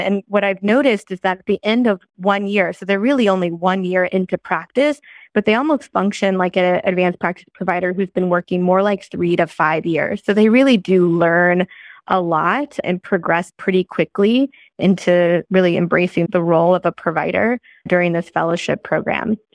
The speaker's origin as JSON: {"language": "English", "town": "St. Louis", "region": "Missouri", "country": "United States", "tie": "born or raised there", "also_born_or_lived": "Columbia, Missouri", "moved": "as an adult", "lives_now": "California, United States", "said": "I grew up in Saint Louis"}